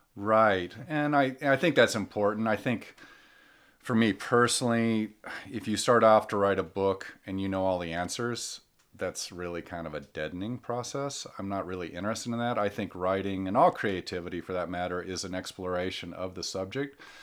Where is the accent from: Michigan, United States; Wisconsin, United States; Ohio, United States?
Michigan, United States; born or raised there; moved away as an adult; also born or lived in Colorado